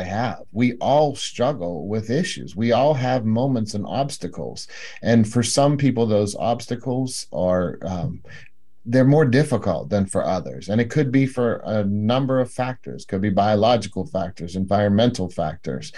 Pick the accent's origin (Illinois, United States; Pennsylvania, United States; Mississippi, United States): Pennsylvania, United States; moved away as an adult; also born or lived in South Lake Tahoe, California; I moved back to my home state of Pennsylvania.